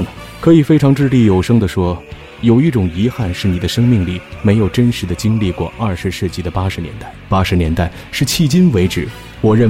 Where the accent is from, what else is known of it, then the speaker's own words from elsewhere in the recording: Beijing, China; 我从小生活在北京